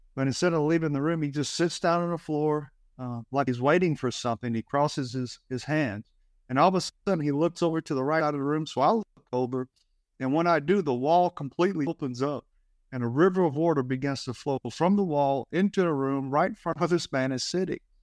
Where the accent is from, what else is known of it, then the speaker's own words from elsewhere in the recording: Alabama, United States; I grew up in Alabama